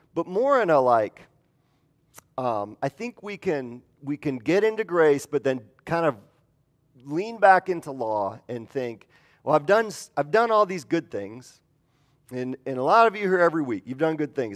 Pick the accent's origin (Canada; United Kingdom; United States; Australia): United States; Midwest; moved away; I'm from the Midwest